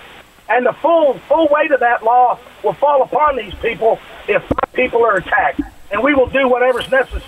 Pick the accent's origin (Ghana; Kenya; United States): United States; Texas; Gonzales, Texas, which is the freedom birthplace of my great state.